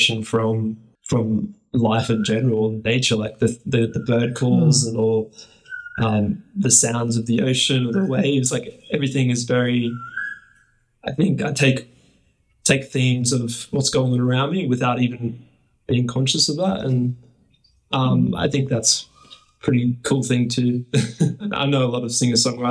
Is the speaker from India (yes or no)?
no; Gold Coast, Queensland, Australia; I'm born and raised on the Gold Coast, which is a coastal city on the east coast of Australia